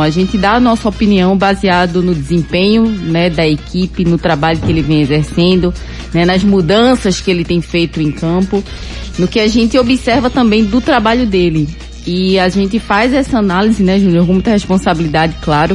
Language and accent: Portuguese; Cumaru, Pernambuco, Brazil; Minha infância foi em Cumaru e lá tinha orelhão